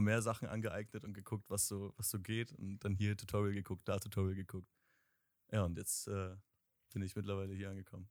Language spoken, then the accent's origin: German; Bremen, Germany; ich komme aus Bremen tatsächlich, also Nähe Bremen